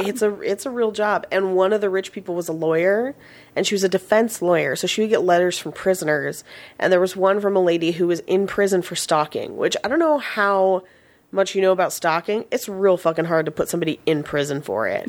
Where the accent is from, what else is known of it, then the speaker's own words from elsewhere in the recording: Bay Area, California, United States; I grew up in the Bay Area